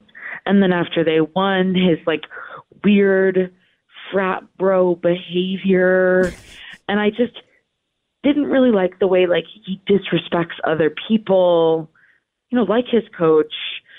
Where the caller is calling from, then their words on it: Bel Air, Maryland, United States; from Bel Air